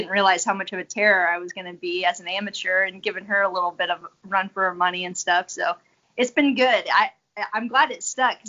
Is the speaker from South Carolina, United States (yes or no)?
yes; South Carolina, United States; And then I was a military brat, so we moved around a lot. And then once he retired in South Carolina, I just ended up growing up there.